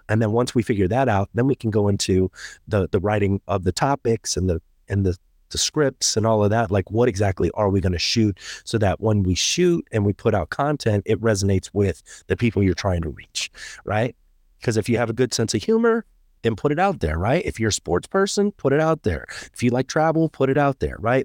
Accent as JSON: {"language": "English", "country": "Germany", "tie": "born or raised there", "moved": "yes", "said": "I grew up in Germany."}